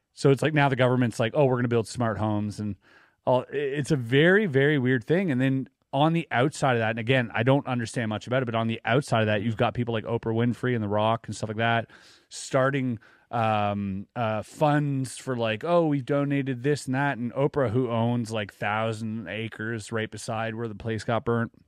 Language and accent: English; Quebec, Canada; growing up in Quebec